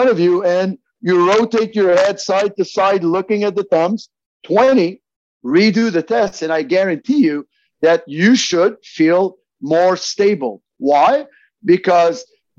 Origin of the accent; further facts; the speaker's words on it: Montreal, Quebec, Canada; I'm French Canadian from Montreal.